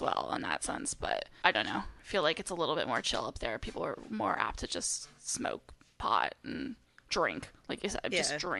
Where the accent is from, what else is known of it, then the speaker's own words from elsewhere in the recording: Napa, California, United States; moved away as an adult; now in Portland, United States; I was born and raised in Napa, California, though.